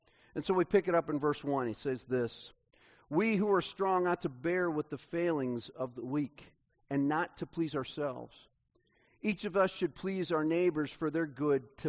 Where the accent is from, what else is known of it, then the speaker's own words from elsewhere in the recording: Kansas City, United States; I grew up in Kansas City